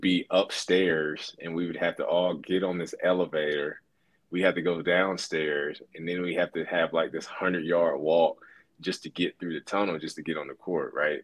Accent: Alabama, United States; moved away as an adult; also born or lived in Louisiana / Raleigh, North Carolina; I grew up in Alabama.

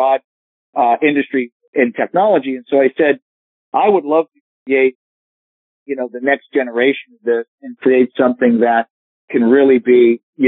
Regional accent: Hampton Beach, New Hampshire, United States; I grew up in Hampton Beach, New Hampshire

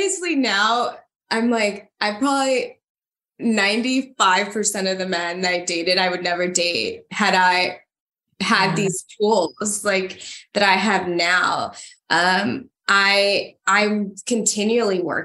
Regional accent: Honduras; moved away; I'm from Honduras and I come from nothing. And my parents, you know, moved here to give me an opportunity to study

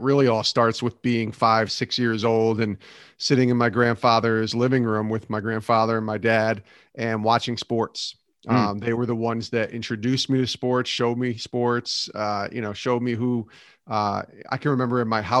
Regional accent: Albany, New York, United States; moved away as an adult; now in Bristol, United States; that took me, after I graduated, to local radio in Albany, New York for 3 years, loved my time there, my hometown, and then moved to Bristol, Connecticut 20 years ago

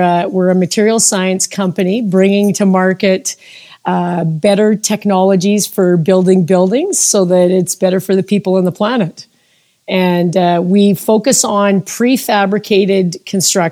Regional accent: Calgary, Alberta, Canada; I'm a native Calgarian. So I have lived in Calgary and Alberta my entire life

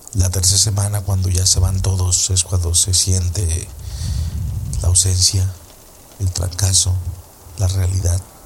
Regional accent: Coatzacoalcos, Veracruz, Mexico; moved away; estábamos en Coatzacoalcos, Veracruz, que es de donde yo soy

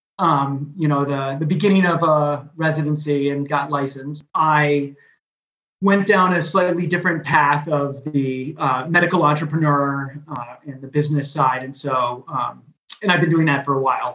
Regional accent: Connecticut, United States; moved away as an adult; now in Southern California, United States; I'm from Connecticut.

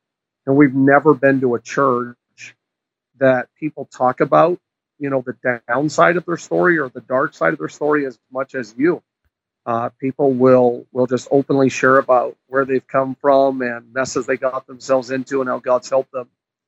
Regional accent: New Brunswick, Canada; also born or lived in Prince Edward Island / Quebec / British Columbia; now in Ohio, United States; I was actually, I was born and raised in Canada. People often ask me which part, and I tell them my whole body, but that's not funny. I was born in New Brunswick.

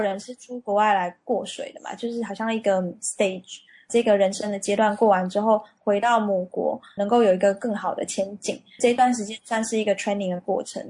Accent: Taiwan; moved away as an adult; now in France; 我是从台湾来的

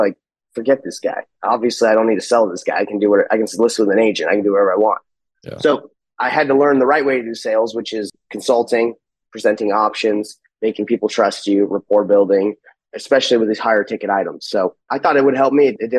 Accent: Salt Lake City, Utah, United States; I'm from Salt Lake City, Utah.

